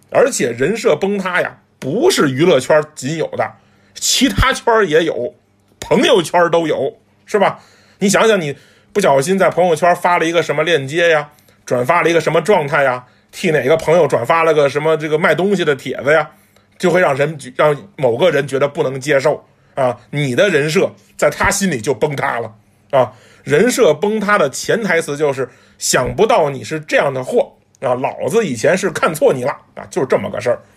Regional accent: China; 作为中国人

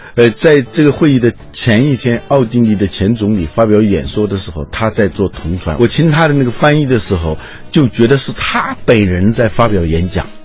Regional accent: China; 我们中国

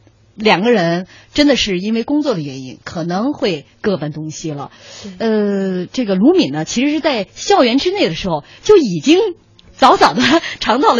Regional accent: Shandong, China; 我们山东人多可怜，山东学子多可怜。

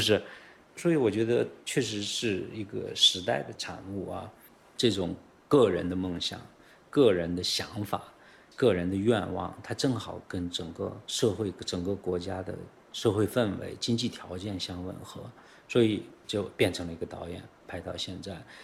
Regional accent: China; 作为一个中国人，确实是在这个变革中生活的

